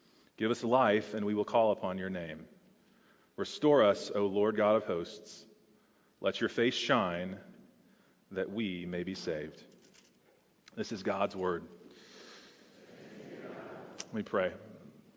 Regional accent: Texas, United States; moved away as an adult; also born or lived in Houston, Texas; now in Charlottesville, United States; I'm from Texas

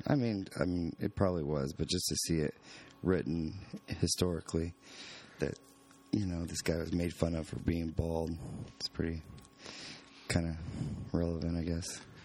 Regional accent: California, United States; moved away; Growing up in California

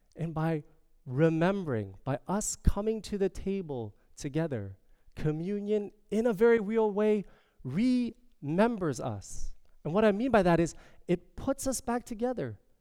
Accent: Toronto, Ontario, Canada; I am from Toronto. I am from as they call it, the six.

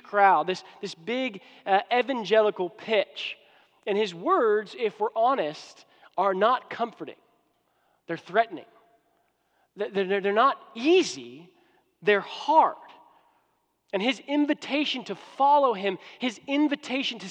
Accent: United States; now in Houston, United States; I'm an American

